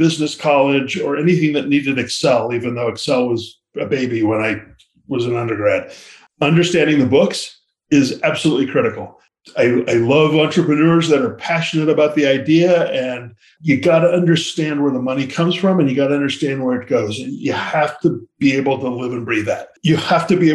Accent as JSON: {"language": "English", "town": "Lafayette", "region": "California", "country": "United States", "tie": "born or raised there", "said": "I grew up in Lafayette, California"}